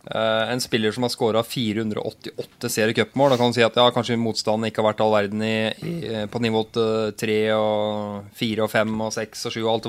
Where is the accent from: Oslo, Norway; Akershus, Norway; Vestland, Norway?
Akershus, Norway; near Vormsund; Det er, det, er, jo nesten der vi kommer fra.